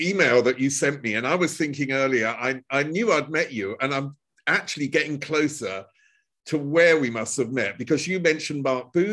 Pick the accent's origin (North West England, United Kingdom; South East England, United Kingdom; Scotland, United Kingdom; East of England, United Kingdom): East of England, United Kingdom; Chelmsford; I'm from Chelmsford, which is northeast of London